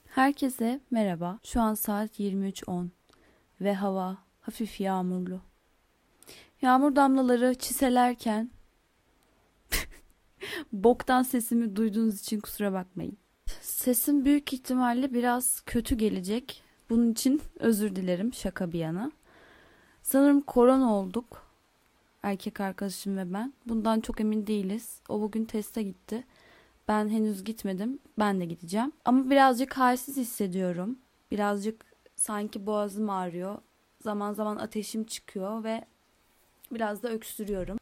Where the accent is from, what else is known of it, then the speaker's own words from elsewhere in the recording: Istanbul, Turkey; also born or lived in Izmir; ben İstanbul'da doğdum. Daha sonra biz İstanbul'dan İzmir'e taşındık.